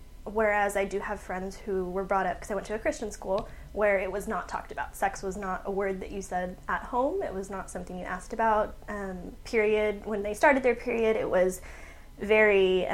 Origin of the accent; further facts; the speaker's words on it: San Antonio, Texas, United States; I am born and raised in San Antonio